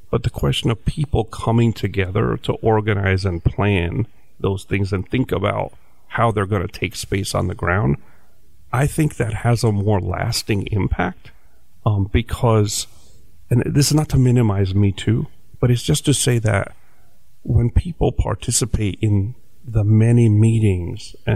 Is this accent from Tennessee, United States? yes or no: no; New Jersey, United States; like like where are you from? And when I get when I say Jersey, some people get very disappointed because they want to hear about some kind of colorful other place